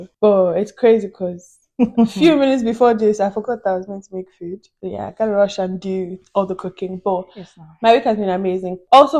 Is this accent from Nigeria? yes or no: yes; Nigeria; now in Dublin, Ireland; I'm Nigerian